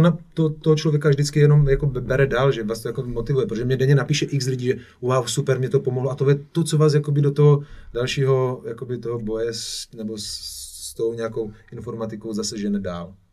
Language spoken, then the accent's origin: Czech; Czechia; also born or lived in Ibiza; super český DJ